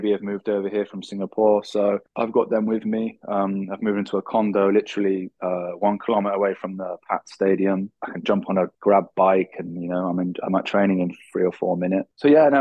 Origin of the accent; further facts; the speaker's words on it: England, United Kingdom; moved away as an adult; now in Thailand; being English